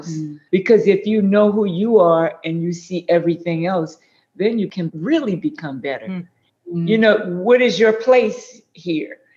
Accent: New Orleans, Louisiana, United States; also born or lived in New Iberia, Louisiana; When I was two years old, my mom and dad moved to New Orleans. Huh. So I'm a Creole girl.

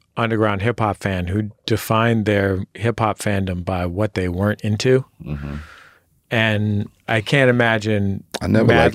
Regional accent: Bay Area, California, United States; I'm from the Bay Area

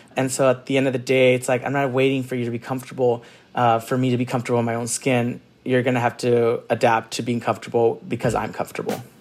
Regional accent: San Gabriel, California, United States; also born or lived in Orange County, California; I grew up in Orange County and then in San Gabriel

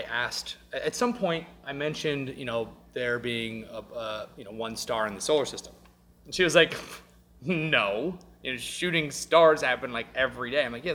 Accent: Mississippi, United States; I have an accent because I'm from Mississippi

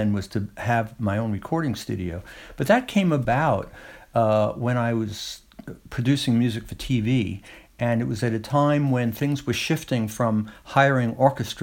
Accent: New York City, New York, United States; moved away as an adult; now in Woodstock, United States; I was born in Brooklyn and lived a good deal of my life in New York City.

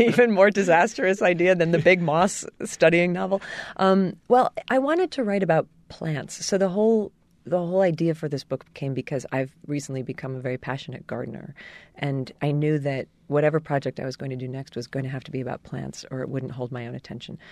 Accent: New Jersey, United States; my home state of New Jersey

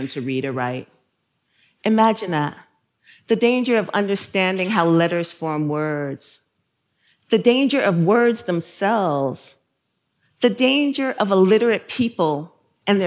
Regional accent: New York City, New York, United States; also born or lived in South Carolina; I grew up in Bushwick

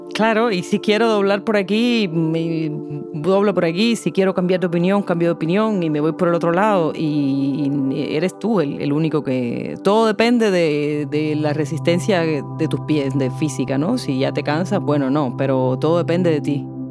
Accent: Havana, Cuba; La Habana para mí es además otra cosa. Es la ciudad donde yo nací, donde he vivido la mayor parte de mi existencia

